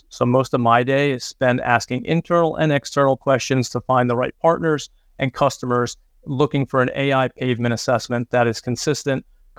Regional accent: Clinton, New Jersey, United States; also born or lived in New York / Pennsylvania / Ohio / Michigan; now in Greenville, United States; I'm originally from Clinton, New Jersey. I've lived in New York, Pennsylvania, Ohio, Michigan, Virginia, and now Greenville, South Carolina, where Michelin's North America headquarters are located.

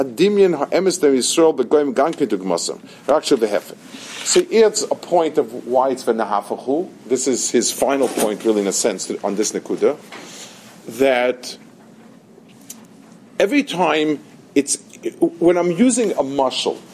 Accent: New York, United States; I grew up in Lower East Side, the other side of the river

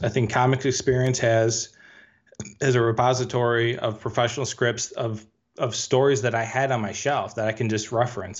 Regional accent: Chicago, Illinois, United States; I'm from the Chicagoland area

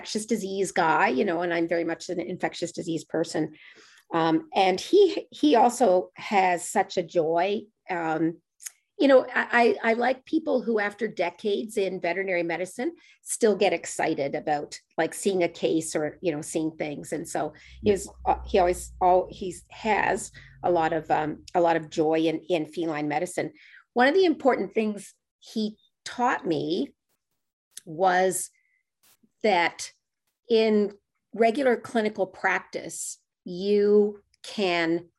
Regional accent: Halifax, Nova Scotia, Canada; now in Truro, Canada; I live in Truro now, but I'm from the Halifax area. And my aunt and I live with my grandparents who live next door to me growing up.

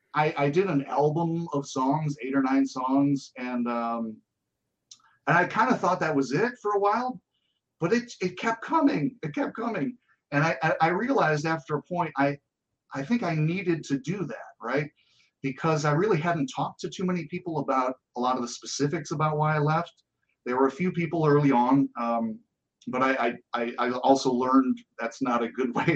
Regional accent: Buffalo, New York, United States; So I'm from Buffalo, and there's not that much to do. You go bowling.

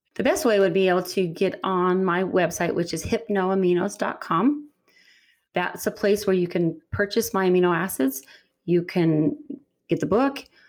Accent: Utah, United States; I'm from Utah

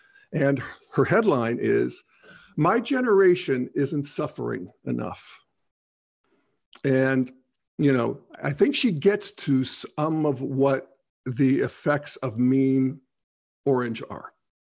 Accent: United Kingdom; In my home country of the UK, one in four girls is clinically depressed by the time they are 14.

